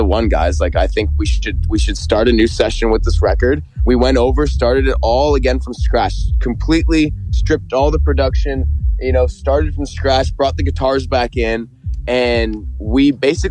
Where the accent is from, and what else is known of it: Toronto, Ontario, Canada; born or raised there